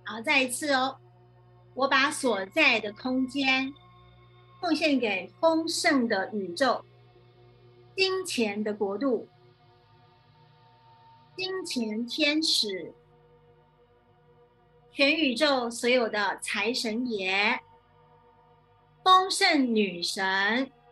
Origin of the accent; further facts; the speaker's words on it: China; 我们哈，我们中国人很讲究风水，对不对？